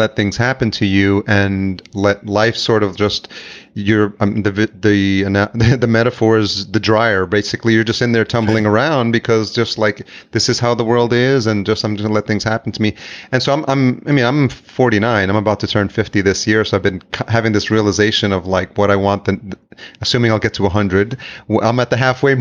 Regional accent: New York City, New York, United States; also born or lived in El Salvador; I'm Salvadorian, so I was born in El Salvador, but raised in New York

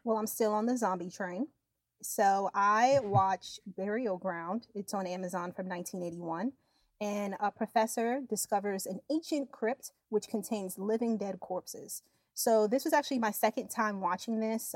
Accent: Yonkers, New York, United States; I'm actually from Yonkers, New York, and Yonkers is like right near the Bronx.

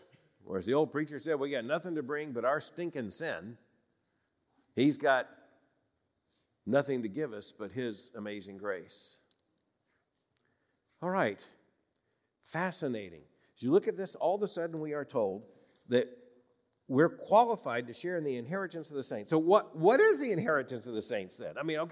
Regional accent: Florida, United States; I grew up in Florida, like other southern states, particularly in the smaller towns in central and north Florida.

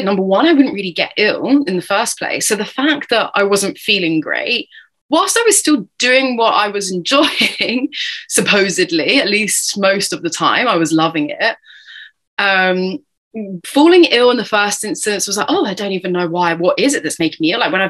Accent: United Kingdom; accent: British; I'm obviously tuning in from the other side of the pond here with my British accent

